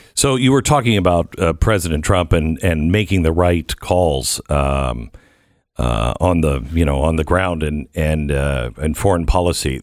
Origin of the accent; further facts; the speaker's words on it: Seattle, Washington, United States; I grew up in the Seattle area